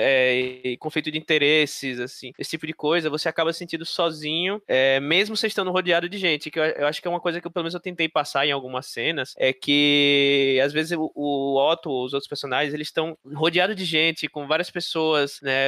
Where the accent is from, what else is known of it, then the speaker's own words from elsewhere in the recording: Aracaju, Sergipe, Brazil; moved away as an adult; now in São Paulo, Brazil; Eu sou de, de Aracaju, Sergipe, lá no Nordeste, e eu vim pra cá já com acho que uns 25 anos de idade